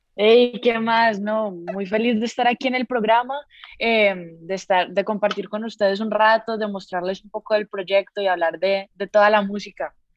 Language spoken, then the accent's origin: Spanish; Colombia; also born or lived in Costa Rica; yo sí nací, a los 3 meses me volví para Colombia